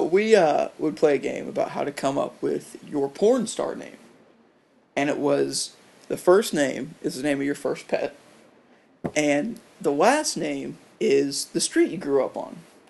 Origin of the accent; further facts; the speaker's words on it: South Carolina, United States; Yeah, I'm from South Carolina.